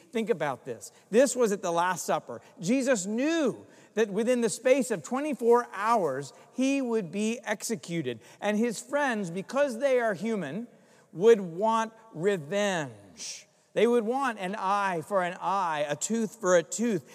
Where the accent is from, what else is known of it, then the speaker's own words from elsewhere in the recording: Greensboro, North Carolina, United States; moved away; my hometown in Greensboro, North Carolina